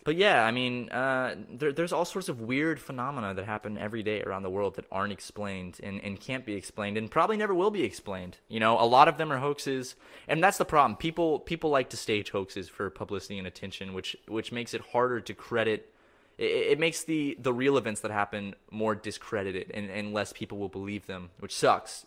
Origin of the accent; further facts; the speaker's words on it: Charleston, South Carolina, United States; I grew up in Charleston, South Carolina